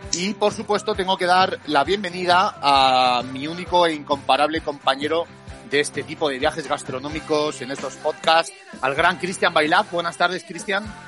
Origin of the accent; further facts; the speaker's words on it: Madrid, Community of Madrid, Spain; Tú y yo somos, mm. eh, somos madrileños